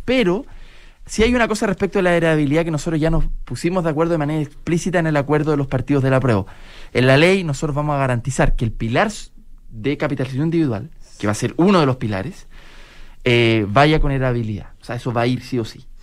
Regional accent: Chile; vamos a seguir siendo chilenos y vamos a habitar esta patria común

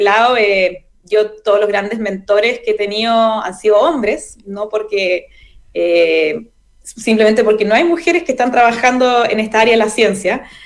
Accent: Chile; also born or lived in Valdivia; parte de la identidad que somos como chilenos

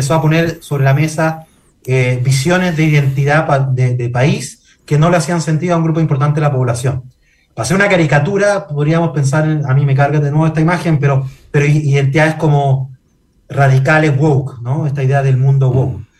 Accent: Chile; el peor lugar para eh, eh, resolver nuestras diferencias identitarias como chilenos y chilenas.

